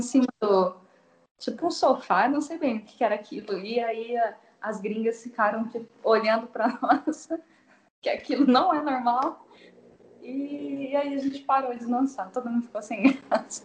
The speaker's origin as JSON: {"language": "Portuguese", "town": "Assis", "region": "São Paulo", "country": "Brazil", "said": "sou de Assis, interior de São Paulo"}